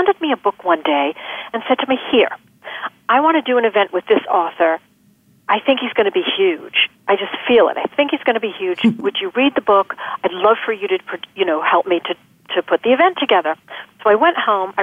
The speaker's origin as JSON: {"language": "English", "region": "New York", "country": "United States", "also_born_or_lived": "Los Angeles / Scottsdale", "moved": "yes", "said": "we're originally from New York"}